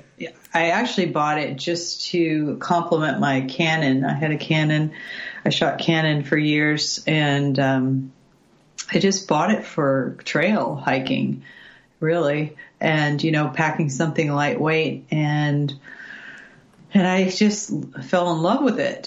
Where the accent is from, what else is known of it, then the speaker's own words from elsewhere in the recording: California, United States; also born or lived in Coos Bay, Oregon; now in Oregon, United States; I actually grew up in California